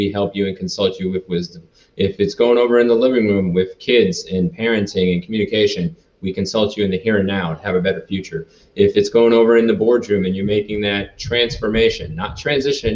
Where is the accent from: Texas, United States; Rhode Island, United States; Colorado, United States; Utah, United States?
Rhode Island, United States; moved away as an adult; I grew up in Rhode Island. So I lived there for about 18 years.